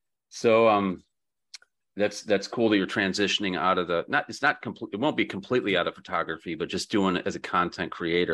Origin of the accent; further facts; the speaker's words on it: Buffalo, New York, United States; moved away as an adult; also born or lived in Grand Rapids, Michigan / Miami, Florida; I grew up in Western New York. There's a ton of deer there outside Buffalo. You know, I grew up in the suburbs